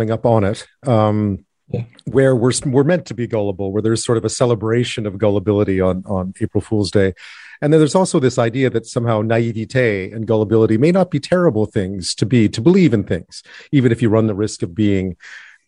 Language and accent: English; Quebec, Canada; I grew up in Quebec